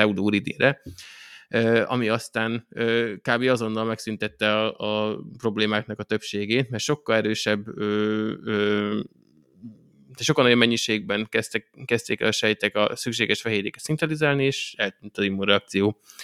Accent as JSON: {"language": "Hungarian", "country": "Hungary", "tie": "born or raised there", "said": "magyarok királyok vagyunk, ez kicsit az én nóbelem is, mert hozzáthettem magamat azzal, hogy ide születtem"}